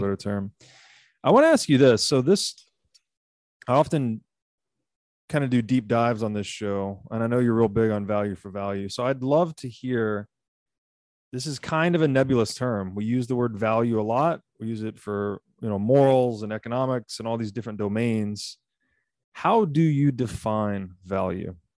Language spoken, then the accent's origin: English; Tennessee, United States; I'm from Tennessee, so I'm very, I have a hi, great deal of affinity for the American South